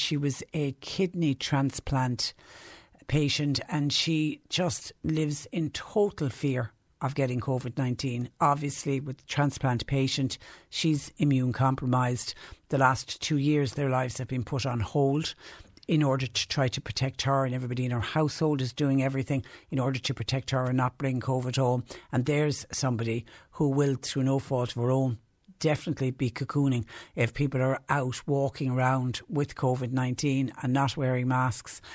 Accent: Clonmel, Munster, Ireland; moved away; I'm originally from Clonmel, and that ah. obviously is how we greet each other, and it isn't quite a Cork thing

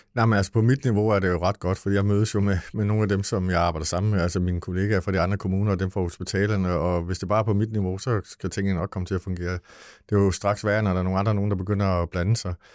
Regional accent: Lolland, Zealand, Denmark; vi kommer fra Lolland

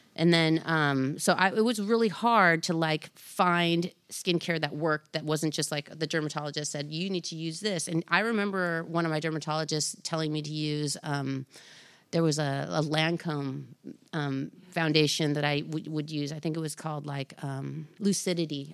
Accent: Anaheim, California, United States; I grew up in Orange County

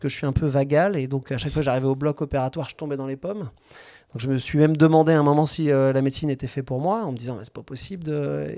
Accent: Angers, Pays de la Loire, France; je suis un pur produit angevin. J'ai fait mes études médicales à Angers

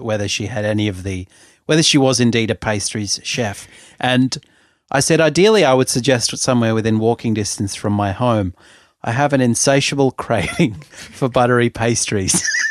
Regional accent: Sydney, New South Wales, Australia; I'm from Sydney, and I'm thirty-eight

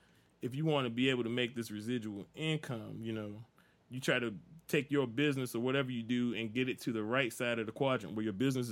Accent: King George County, Virginia, United States; I told you, I'm from out in the country, right? You know, I don't call myself Country Joe, but I'm from King George County, man. I'm from out in the sticks.

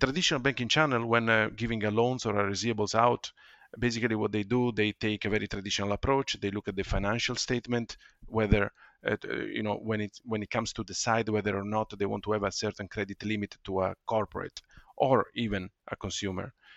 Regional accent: Ferrara, Emilia-Romagna, Italy; moved away; also born or lived in London; my hometown, uh, Ferrara, in Italy

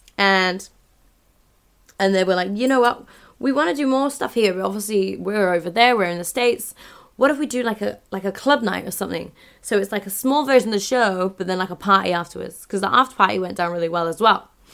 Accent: London, United Kingdom; moved away; My hometown

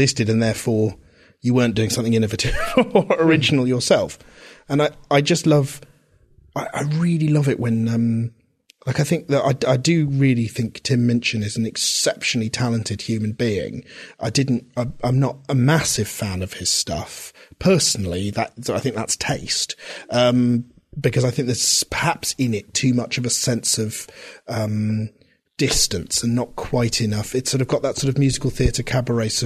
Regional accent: Reading, South East England, United Kingdom; when I was a kid growing up in Reading

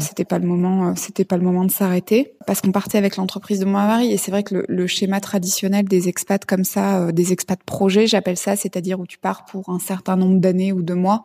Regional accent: Clermont-Ferrand, Auvergne-Rhône-Alpes, France; moved away as an adult; also born or lived in India; now in Thailand; J'ai 33 ans, j'ai grandi à Clermont-Ferrand

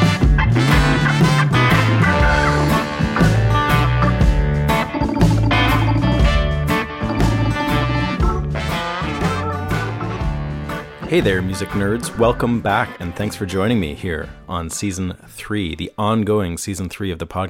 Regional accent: Vancouver, British Columbia, Canada; moved away; I come from Vancouver

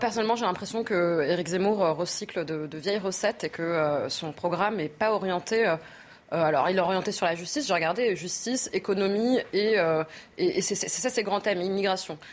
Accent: France; On est français

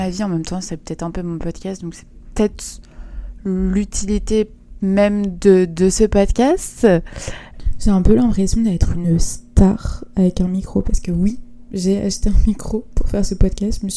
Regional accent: Paris, Île-de-France, France; Je pense que n'importe qui qui me connaît dirait que je suis une parisienne

